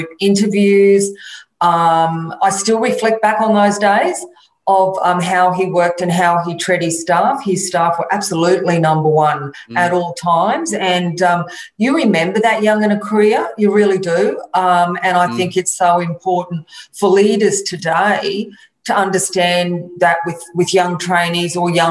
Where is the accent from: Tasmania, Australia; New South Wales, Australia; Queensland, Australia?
Queensland, Australia; Brisbane; I was born and bred in Brisbane in Wynnum. Basically grew up on the water